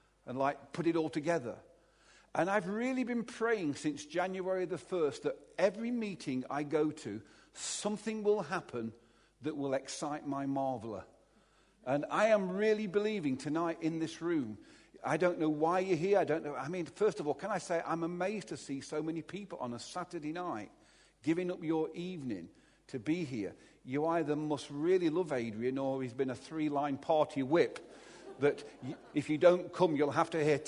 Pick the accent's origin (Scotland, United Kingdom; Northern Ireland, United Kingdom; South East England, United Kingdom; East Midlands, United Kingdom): East Midlands, United Kingdom; Derby; I was brought up in Chaddesden in Derby, just a few miles down the road from here.